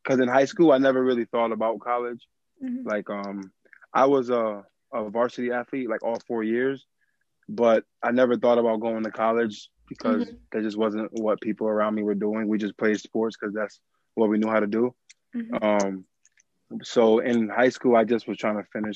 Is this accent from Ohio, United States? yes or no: no; Springfield, Massachusetts, United States; I am born and raised in Springfield, Massachusetts